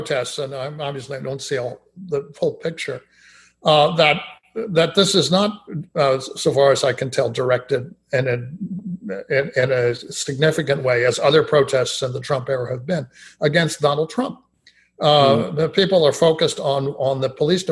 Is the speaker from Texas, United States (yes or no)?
yes; Austin, Texas, United States; my hometown in Austin